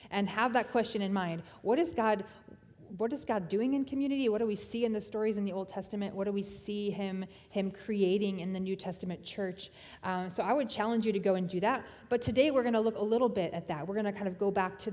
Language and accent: English; Tennessee, United States; I was born in Tennessee